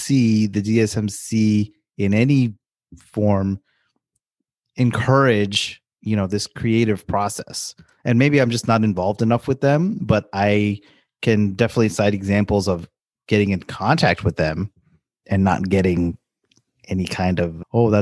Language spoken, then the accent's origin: English; New York, United States; I grew up in New York